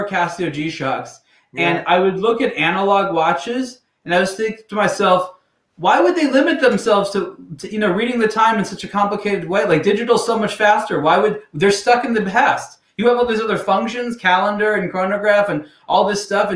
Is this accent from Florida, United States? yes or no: no; Los Angeles, California, United States; also born or lived in San Francisco; I grew up very close to where I'm living right now in Los Angeles.